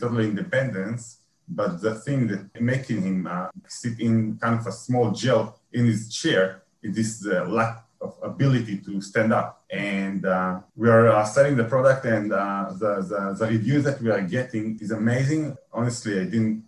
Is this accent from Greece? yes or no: no; Israel; I'm from Israel.